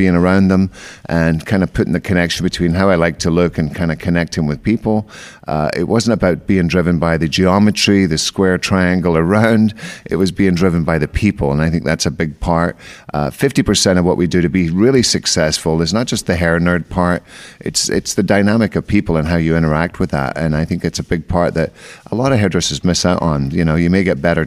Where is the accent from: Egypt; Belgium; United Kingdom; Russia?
United Kingdom; Scotland; moved away as an adult; I'm originally Scottish, so I've been here for, I came here when I'm 24